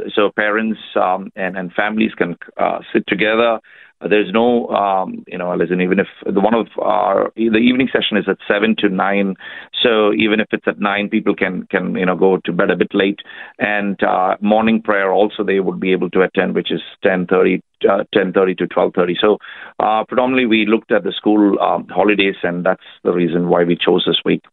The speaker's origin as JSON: {"language": "English", "country": "India", "moved": "yes", "lives_now": "Australia", "said": "I'm uh, an Indian. Uh, I've uh, come here 10 years ago, so at the moment I'm Australian"}